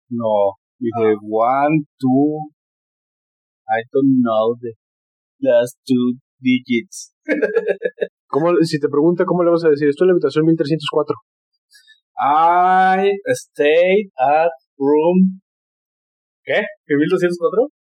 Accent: Mexico; Soy mexicano, este, ya no piden pasaporte en este país.

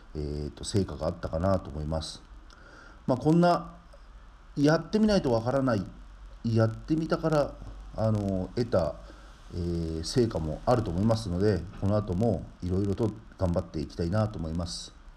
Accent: Tomioka, Gunma, Japan; 私が住んでいる群馬の富岡

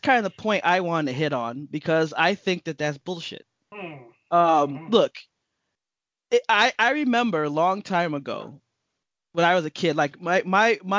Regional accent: Miami, Florida, United States; moved away; we're from Miami

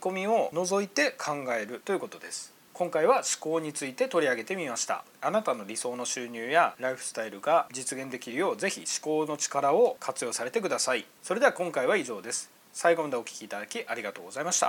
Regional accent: Miyazaki, Japan; moved away; 僕の地元宮崎でもありますし

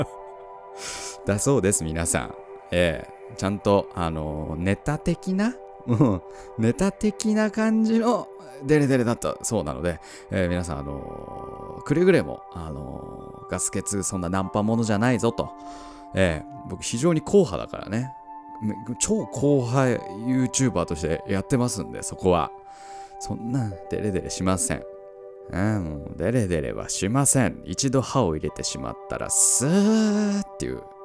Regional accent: Tohoku, Japan; 僕あ東北出身なんですけども

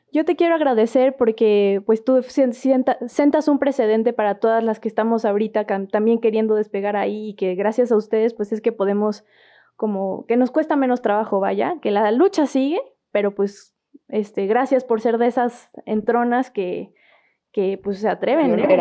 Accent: Querétaro, Mexico; nosotros aquí en Querétaro, porque pues somos de acá de Querétaro

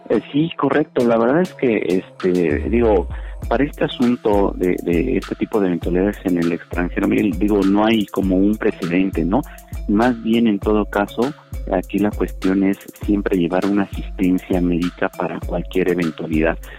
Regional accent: Mexico; uno como es mexicano

